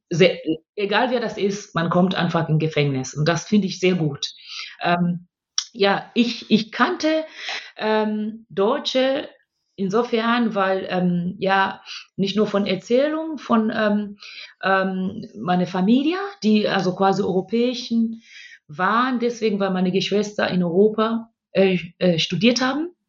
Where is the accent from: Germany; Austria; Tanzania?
Tanzania; born there; wollte ich nur ganz kurz ähm, das Land, wo ich geboren bin, also ganz laut klatschen für Tansania und es in Schutz nehmen.